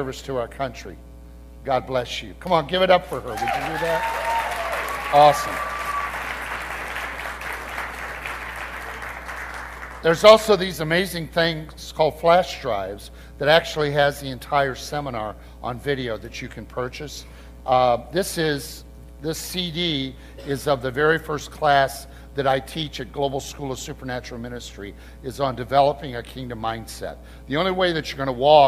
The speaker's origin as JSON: {"language": "English", "town": "Peoria", "region": "Illinois", "country": "United States", "tie": "born or raised there", "moved": "yes", "said": "I'm just a boy from Illinois. I'm originally from the Peoria area, and it's just so great to kind of be back in my homeland again"}